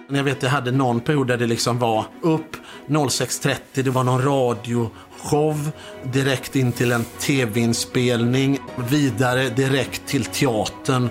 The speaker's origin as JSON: {"language": "Swedish", "town": "Mölndal", "region": "Västra Götaland", "country": "Sweden", "said": "jag är från Mölndal"}